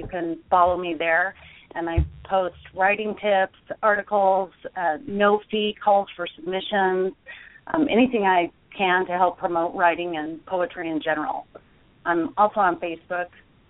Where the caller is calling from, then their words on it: Provo, Utah, United States; So we're just now getting our first snow here in what's considered Happy Valley. It's the Provo area about 35 miles south of Salt Lake.